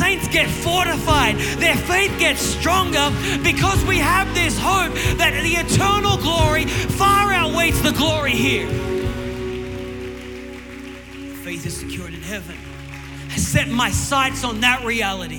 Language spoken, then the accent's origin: English; Newcastle, New South Wales, Australia; my hometown in Newcastle, it's all on the coast and there's big cliffs